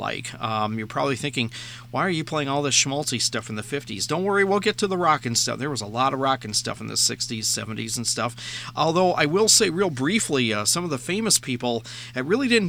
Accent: Minnesota, United States; Minnesota, my home state

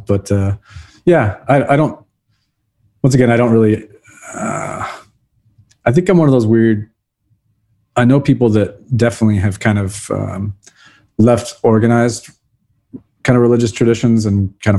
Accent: Brazil; And then of course, growing up in Brazil where we lived was just absolutely gorgeous.

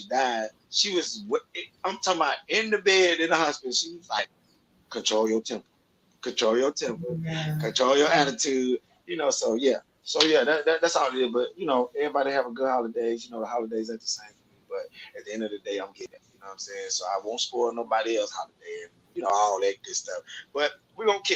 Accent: Little Rock, Arkansas, United States; moved away; also born or lived in Waukegan, Illinois; I'm from Little Rock, Arkansas

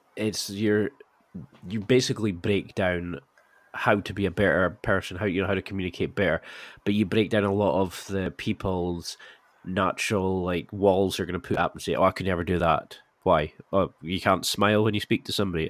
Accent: Scotland, United Kingdom; I'm Scottish.

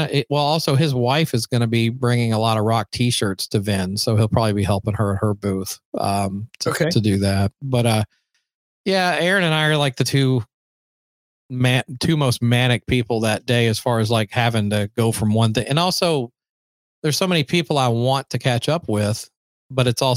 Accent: Nashville, Tennessee, United States; now in Los Angeles, United States; growing up in Nashville, because Nashville 1987 was not anything like it is today

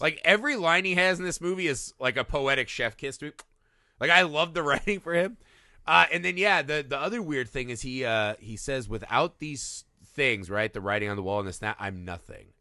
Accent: Indiana, United States; my, my home state of Indiana

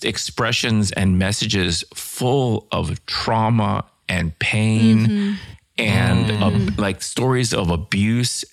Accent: Northern Virginia, United States; I grew up in Northern Virginia, right outside of Washington, D.C.

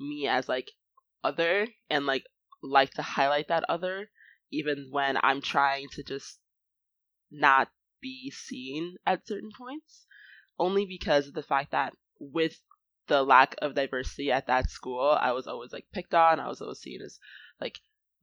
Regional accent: United States; me being, like, Nigerian and American

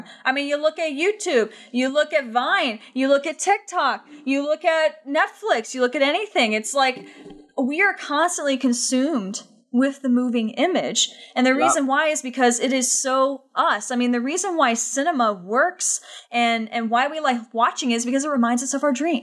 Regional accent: United States; especially as an American

